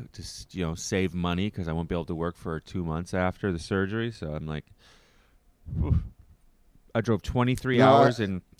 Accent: Canada; a Canadian

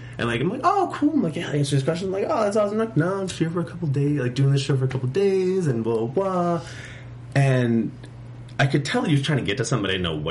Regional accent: Boston, Massachusetts, United States; moved away; I'm from Boston, or outside of Boston, but when I was still on the East Coast

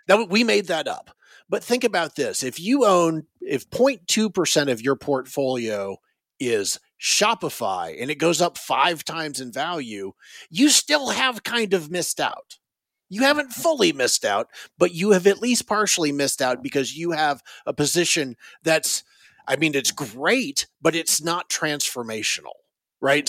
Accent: Raleigh, North Carolina, United States; now in Northern Virginia, United States; I grew up in Raleigh, North Carolina

